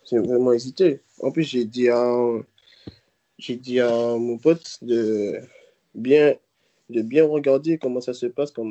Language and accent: French; Martinique, France; Si je ne serais pas allé, je serais toujours chez moi en Martinique.